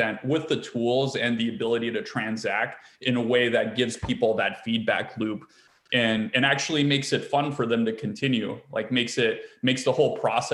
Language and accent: English; East Coast, United States; moved away as an adult; also born or lived in California / San Francisco / New York; I grew up on the East Coast